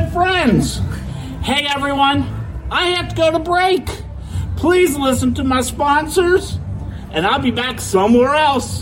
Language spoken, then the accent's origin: English; Cincinnati, Ohio, United States; I told him we're a German city.